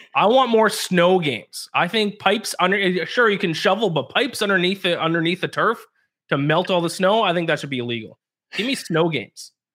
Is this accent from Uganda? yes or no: no; Canada; I'm Canadian